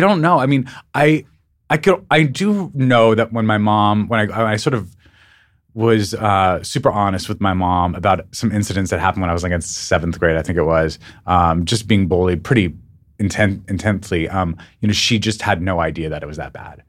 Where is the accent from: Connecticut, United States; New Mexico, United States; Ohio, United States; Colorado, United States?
New Mexico, United States; Albuquerque; moved away; also born or lived in Missoula, Montana / New York / Los Angeles; I grew up in Albuquerque, New Mexico